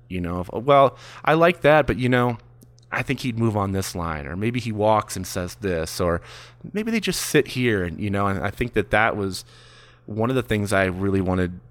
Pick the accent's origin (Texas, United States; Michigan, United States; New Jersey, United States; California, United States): Michigan, United States; also born or lived in Mount Washington, Los Angeles; now in Los Angeles, United States; I'm from Michigan